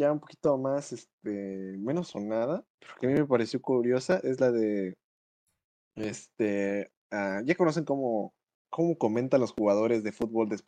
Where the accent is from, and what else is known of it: Mexico